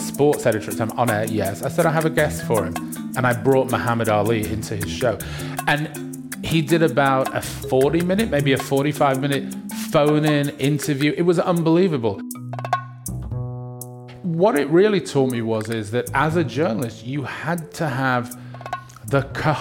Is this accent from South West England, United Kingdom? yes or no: no; Manchester, North West England, United Kingdom; moved away as an adult; also born or lived in Australia; I grew up in Manchester